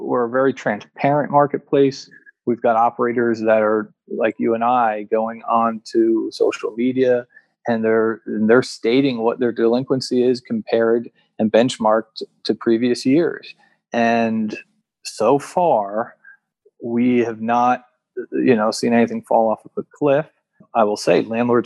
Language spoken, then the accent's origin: English; New York area, United States; also born or lived in London / South Florida; now in Jacksonville, United States; I'm from the New York area originally